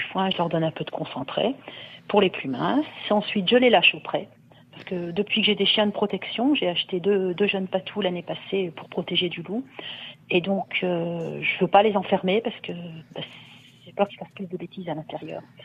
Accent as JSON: {"language": "French", "region": "northern France", "country": "France", "moved": "yes", "lives_now": "Côte-d'Or, France", "said": "je viens du nord de la France et mon père avait des moutons"}